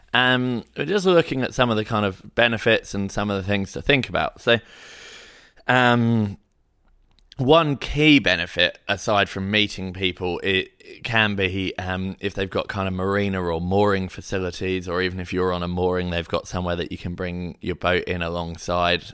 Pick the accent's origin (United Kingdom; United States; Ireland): United Kingdom; Hayling Island, South East England; now in Sydney, Australia; I grew up in Hailing Island sailing club